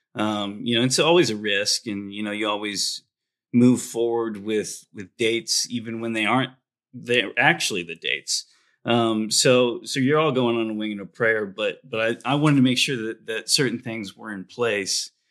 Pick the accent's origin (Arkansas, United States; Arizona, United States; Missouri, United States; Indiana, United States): Indiana, United States; I grew up in Indiana